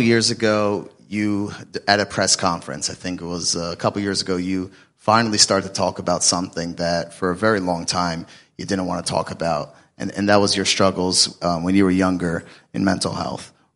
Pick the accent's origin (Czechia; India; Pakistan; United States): United States; Atlanta, Georgia; I'm from Atlanta